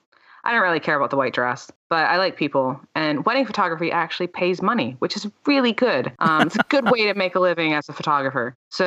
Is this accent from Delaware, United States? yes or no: yes; Delaware, United States; I'm from Delaware. Like, I don't sound like a Delawarean. So if you hear a female American, it's me.